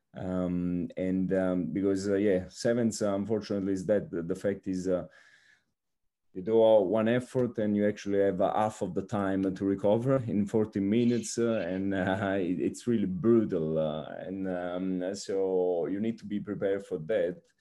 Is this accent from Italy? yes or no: yes; Naples, Campania, Italy; moved away as an adult; also born or lived in Rome, Italy / Formia, Italy; now in Brazil; I am Italian and, um, so I come from Naples